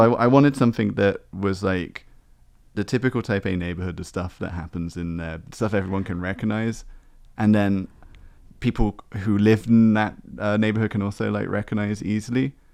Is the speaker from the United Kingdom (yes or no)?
yes; Exmouth, South West England, United Kingdom; now in Taiwan; my own hometown. Exmouth